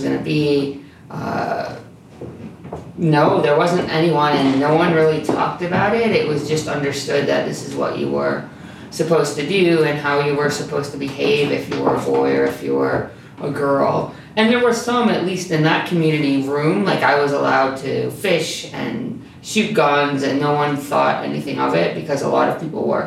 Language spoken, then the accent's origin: English; Salamanca, New York, United States; also born or lived in Hinsdale, New York; I grew up in Hinsdale, New York. My first school was a K-12 school. It's still a K-12 school. And then in the third grade, we moved to the big city of Salamanca